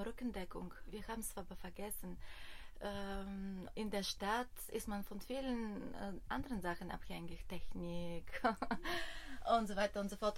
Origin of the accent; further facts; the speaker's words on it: Bulgaria; German is a second language; moved away as an adult; also born or lived in Germany; now in Berlin, Germany; Ich komme aus Bulgarien, also ich bin in Bulgarien geboren